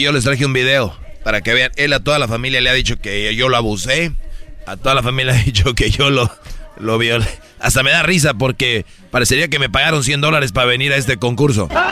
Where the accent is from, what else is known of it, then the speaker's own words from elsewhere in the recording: Monterrey, Nuevo León, Mexico; yo soy yo soy de Monterrey